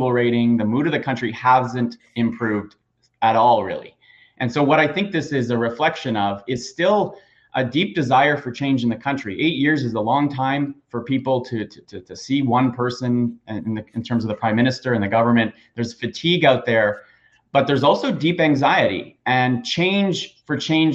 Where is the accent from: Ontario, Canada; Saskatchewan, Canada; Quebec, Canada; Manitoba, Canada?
Ontario, Canada; York Region; Brampton, where I grew up in York region.